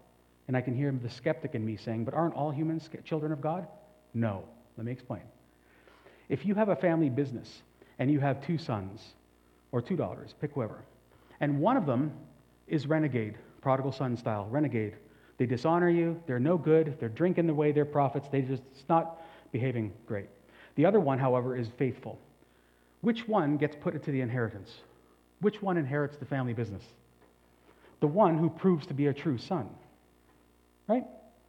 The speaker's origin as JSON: {"language": "English", "country": "Canada", "lives_now": "China", "said": "I must never forget that I am a Canadian in China, functioning to forward the benefits or forward the policies of Canada. And so I am as Chinese as I can be, but never forgetting I'm actually a citizen of Canada, right?"}